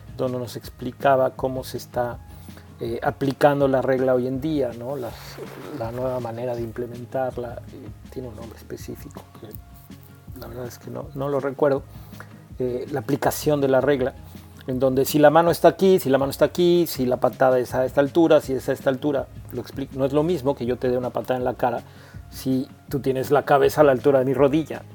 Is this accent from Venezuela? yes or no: no; Mexico